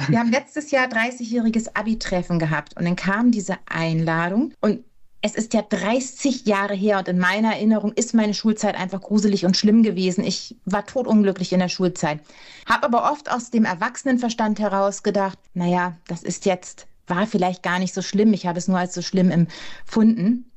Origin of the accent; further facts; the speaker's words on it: Hamburg, Germany; In Hamburg geboren und in Hamburg aufgewachsen